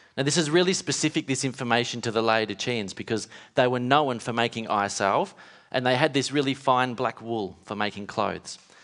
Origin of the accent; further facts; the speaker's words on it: Western Australia, Australia; growing up in Western Australia